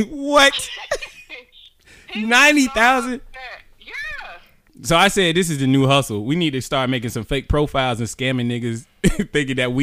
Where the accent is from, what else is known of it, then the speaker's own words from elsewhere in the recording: United States; I'm a black American